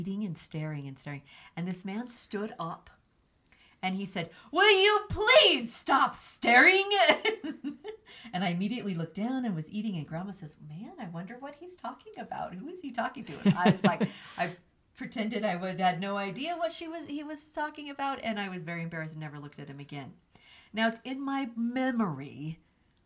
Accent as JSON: {"language": "English", "region": "New Mexico", "country": "United States", "tie": "born or raised there", "said": "I grew up in New Mexico"}